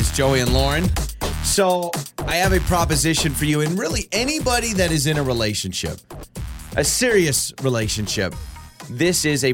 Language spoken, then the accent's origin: English; North Idaho, United States; I grew up in North Idaho where spring break was not like 75 and sunny